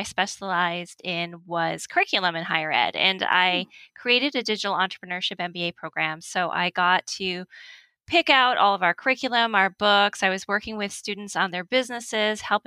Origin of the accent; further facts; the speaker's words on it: Connecticut, United States; moved away as an adult; also born or lived in Miami, Florida; I grew up in Connecticut.